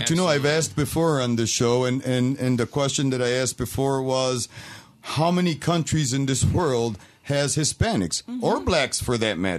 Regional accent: Puerto Rico; now in United States; And I never stopped being Puerto Rican, but I'm an American, mm-hmm. right?

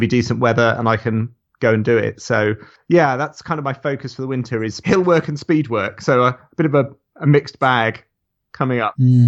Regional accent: Somerset, South West England, United Kingdom; I grew up in Somerset

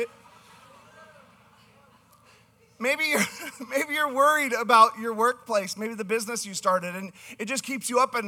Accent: Canada; I'm from Canada, so Generation

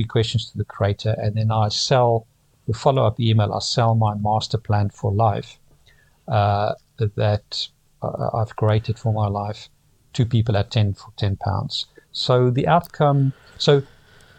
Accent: Pretoria, Gauteng, South Africa; moved away as an adult; now in London, United Kingdom; I grew up in Pretoria, South Africa

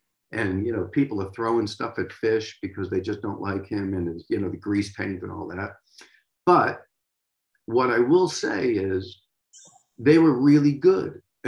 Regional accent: United States; I know Simon and this and that. I'm over from America.

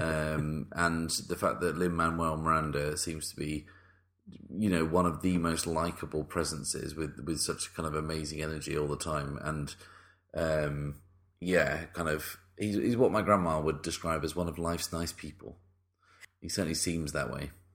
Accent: United Kingdom; the British people get a pass because we really cause the most problems

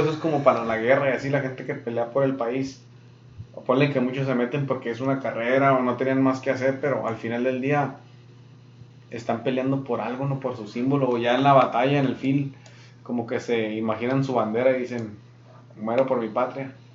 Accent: Mexico; now in Yuma, United States; soy de México

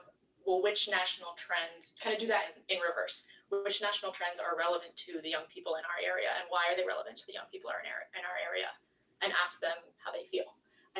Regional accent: Gilford, New Hampshire, United States; I grew up in Guilford. I still live in Guilford.

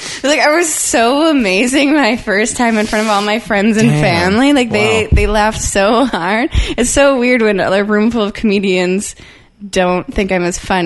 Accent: Langley, British Columbia, Canada; growing up in Langley

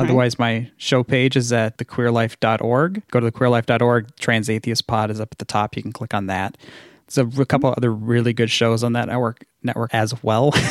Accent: Washington, United States; moved away; also born or lived in Minnesota; I grew up in Washington State

